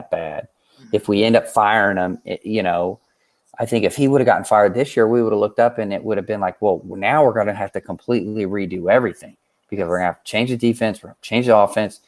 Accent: Missouri, United States; I'm from Missouri

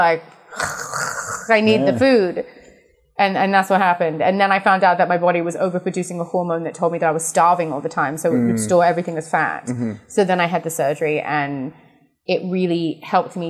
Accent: England, United Kingdom; We're both English

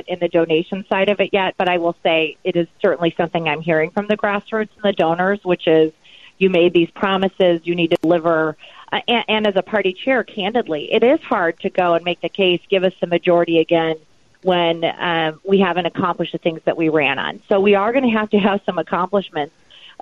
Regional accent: Michigan, United States; my home state of Michigan

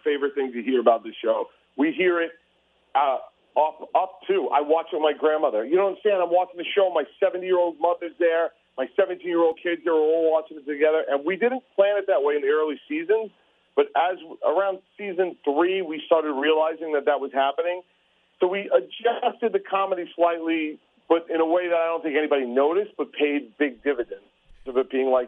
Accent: New York City, New York, United States; I'm an oaf from Staten Island

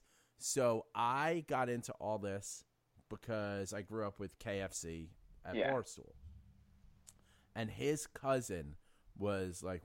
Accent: New York City, New York, United States; I would take the bus across the Bronx from City Island to Bronx Science every day for high school

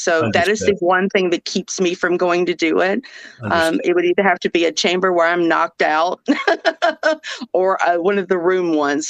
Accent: Georgia, United States; accent: southern; now in Minnesota, United States; Even with a southern accent, I live in Minnesota, so I'm from Georgia

